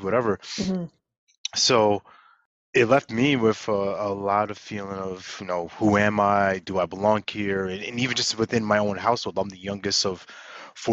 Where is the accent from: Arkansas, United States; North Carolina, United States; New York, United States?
New York, United States; Long Island; also born or lived in Brooklyn; I grew up in New York, in Long Island specifically